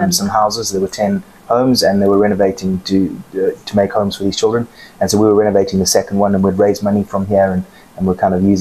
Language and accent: English; Zimbabwe; moved away; I was born and raised in Zimbabwe.